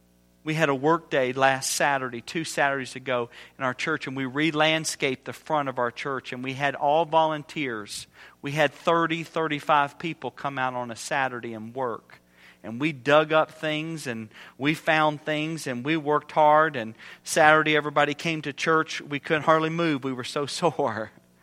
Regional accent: Indiana, United States; Well, we're from Indiana. You know anything about Indiana? We've got the best basketball in the country.

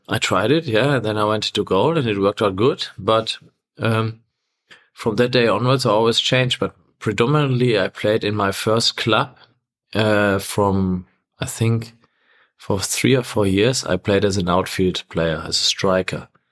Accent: Essen, North Rhine-Westphalia, Germany; from my hometown, Essen, to Gelsenkirchen

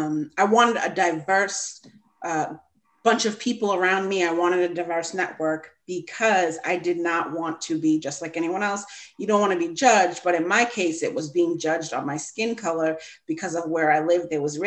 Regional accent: Massachusetts, United States; I grew up in Massachusetts in a small suburb located on the South Shore.

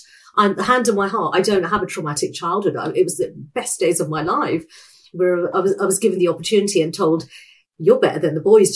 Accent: United Kingdom

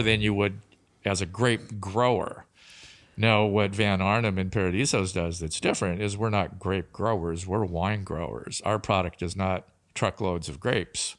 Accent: Tri-Cities, Washington, United States; I grew up in the Tri-Cities

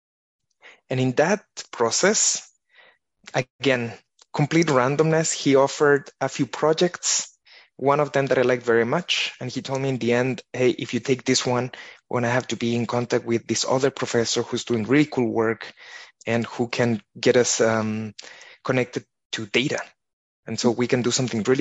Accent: Chile; moved away as an adult; now in Switzerland; I come originally from Chile, and there I studied physics

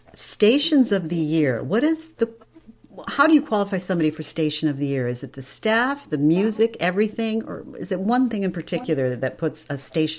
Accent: New York, United States; I grew up listening to radio in the New York market.

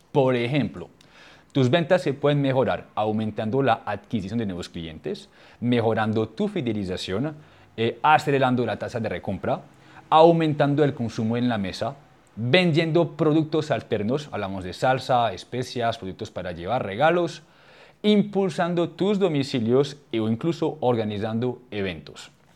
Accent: France; accent: French; Spanish is a second language; moved away; mi idioma no es el español, pues yo soy, yo soy francés y tengo el acento

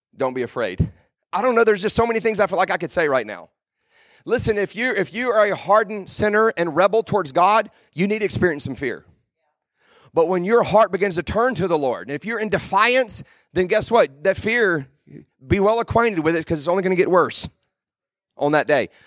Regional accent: South Louisiana, United States; I'm from South Louisiana

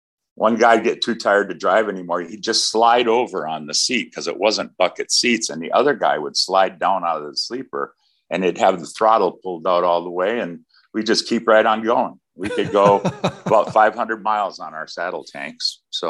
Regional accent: Wisconsin, United States; Right here in Wisconsin.

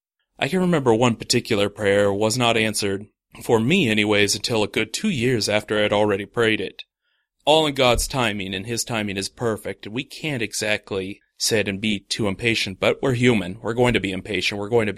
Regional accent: Oregon, United States; moved away; My home state, Oregon.

